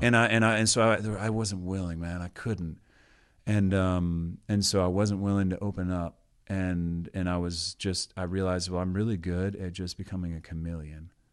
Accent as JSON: {"language": "English", "region": "Georgia", "country": "United States", "tie": "born or raised there", "moved": "yes", "said": "But grew up in Georgia, the second of eight kids in my family."}